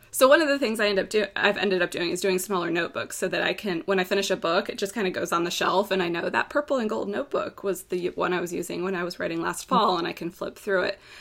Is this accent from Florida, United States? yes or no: yes; Florida, United States; I'm from Florida